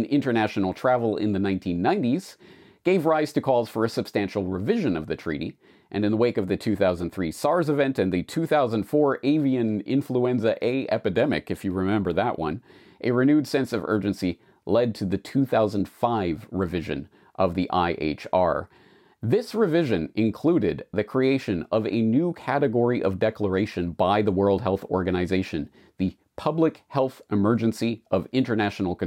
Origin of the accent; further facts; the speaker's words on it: Canada; moved away as an adult; now in Japan; I'm a Canadian who has been living and working in Japan for 19 years now